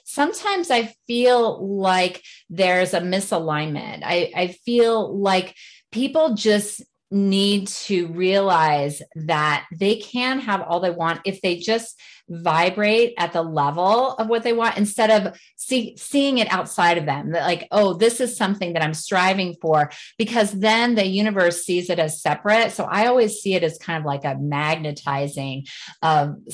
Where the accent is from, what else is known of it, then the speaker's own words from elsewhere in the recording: Alaska, United States; now in Colorado, United States; So I moved to Colorado like two and a half years ago and I grew up in Alaska.